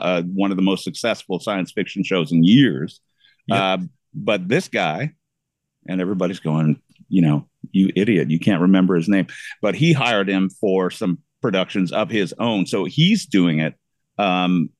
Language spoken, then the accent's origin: English; Canada; moved away as an adult; now in Florida, United States; where I'm currently nested in the state of Florida, which as a Canadian